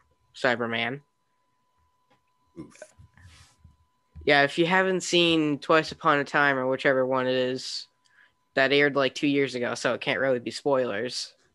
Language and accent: English; United States; Yeah, because I'm American, not British.